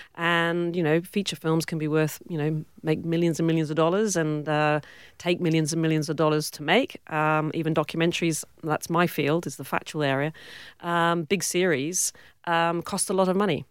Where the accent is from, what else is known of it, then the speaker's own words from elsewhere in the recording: Cornwall, South West England, United Kingdom; accent: British; moved away as an adult; also born or lived in Warwick, England; now in Western Australia, Australia; I grew up in Cornwall, yep. uh, the southwest of uh, England